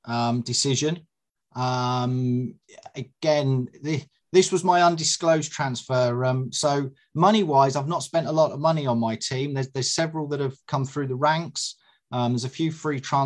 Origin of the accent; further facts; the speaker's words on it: Suffolk, East of England, United Kingdom; also born or lived in Dorset; I was born in Dorset and lived in Suffolk for most of my life